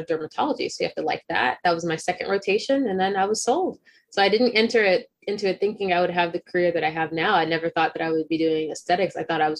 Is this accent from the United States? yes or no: yes; Texas, United States; I'm a Texan